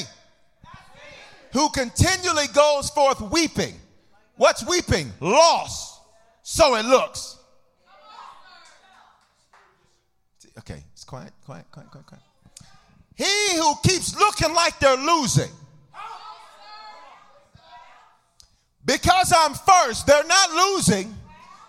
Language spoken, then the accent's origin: English; the South, United States; I'm from the South, so we say babe on the end stuff.